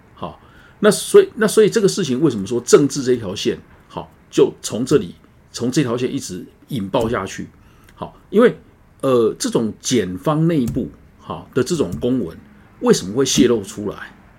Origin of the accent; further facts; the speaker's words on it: Tainan, Taiwan; 我的故乡台南